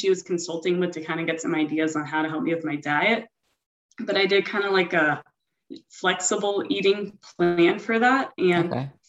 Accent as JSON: {"language": "English", "area": "Broward County", "region": "South Florida", "country": "United States", "said": "I'm 30 years old, and I'm from South Florida in the Broward County area."}